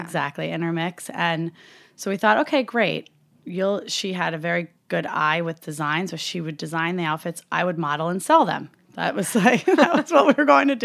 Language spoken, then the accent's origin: English; Upper Hudson Valley, upstate New York, United States; I grew up in upstate New York